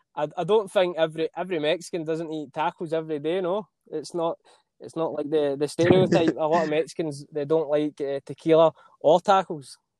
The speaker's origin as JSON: {"language": "English", "region": "Scotland", "country": "United Kingdom", "accent": "Scottish", "said": "my Scottish accent"}